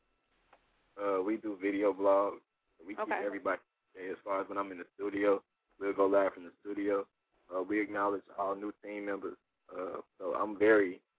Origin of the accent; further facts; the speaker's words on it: Chicago, Illinois, United States; I'm from Chicago. Born and raised, still here.